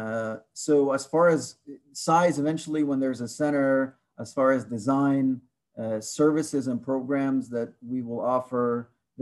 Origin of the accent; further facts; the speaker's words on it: Egypt; now in Portland, United States; I'm from Egypt, although I am not an international student, but I still would identify as somebody from the North African region, which is Egypt